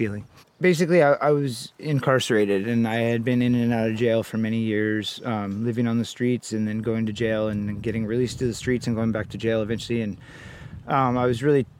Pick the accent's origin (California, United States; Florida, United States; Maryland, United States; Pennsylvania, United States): California, United States; Santa Cruz; I was born here in Santa Cruz, California in 1979